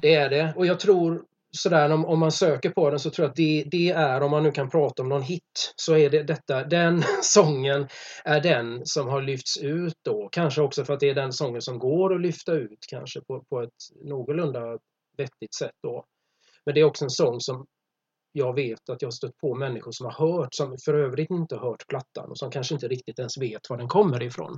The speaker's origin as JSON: {"language": "Swedish", "town": "Gothenburg", "region": "Västra Götaland", "country": "Sweden", "said": "jag är från Göteborg."}